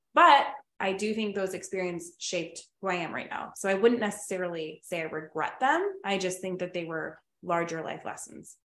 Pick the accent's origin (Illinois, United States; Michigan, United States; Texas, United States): Illinois, United States; Oak Forest; I grew up in Oak Forest